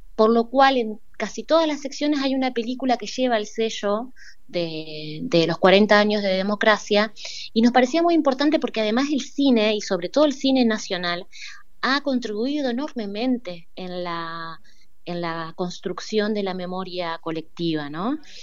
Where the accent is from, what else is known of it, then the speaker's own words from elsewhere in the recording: Argentina; como pueblo argentino